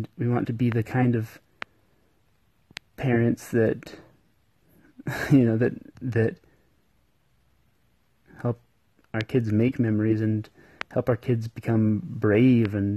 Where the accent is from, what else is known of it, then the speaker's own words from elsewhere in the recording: Cedar City, Utah, United States; I am from Cedar City, Utah